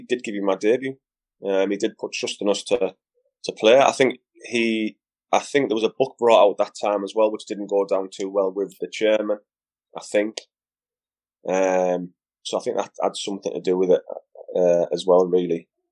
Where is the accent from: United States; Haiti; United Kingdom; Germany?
United Kingdom; Middlesbrough, North East England; my hometown team